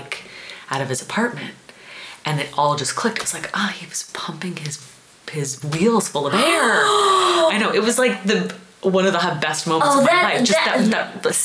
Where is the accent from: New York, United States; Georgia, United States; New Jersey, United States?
New York, United States; moved away as an adult; I'm from New York